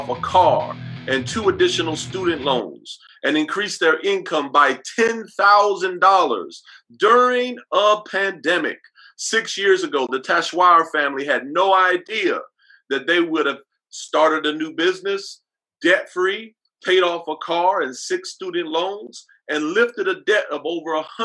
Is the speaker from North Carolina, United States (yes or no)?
yes; Fayetteville, North Carolina, United States; I grew up in Fayetteville, North Carolina, Fort Bragg